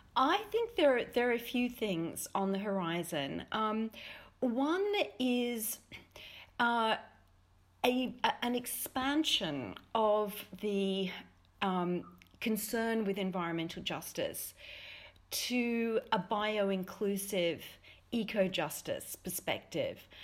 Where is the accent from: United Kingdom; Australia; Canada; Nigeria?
Australia; as an Australian